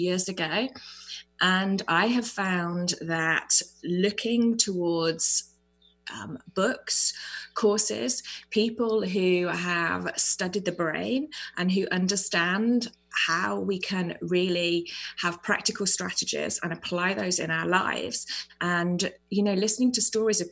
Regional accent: United Kingdom; now in New Zealand; I am actually British, but I am presently in New Zealand

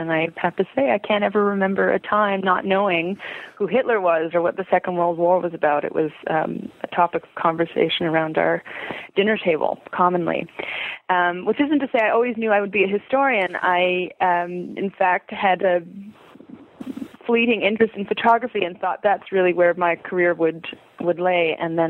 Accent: Montreal, Quebec, Canada; I was born and raised in Montreal, Quebec, Canada, for our international listeners.

